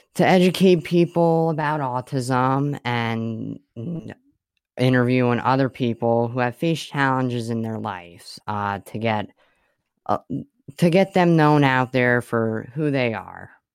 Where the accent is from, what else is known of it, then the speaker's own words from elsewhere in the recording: Swiftwater, Pennsylvania, United States; I'm from Swiftwater, Pennsylvania